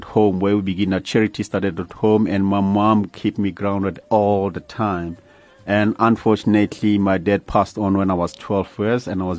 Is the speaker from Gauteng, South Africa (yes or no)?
yes; Soweto, Gauteng, South Africa; I grew up in Meadowlands in a township like any other boy.